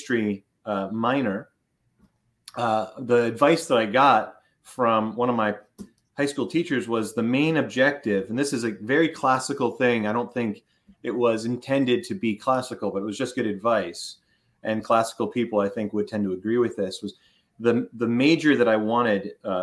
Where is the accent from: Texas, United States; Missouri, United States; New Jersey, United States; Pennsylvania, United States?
Pennsylvania, United States; Philadelphia; also born or lived in Oxford, United Kingdom; I grew up in Philadelphia, in suburban Philadelphia.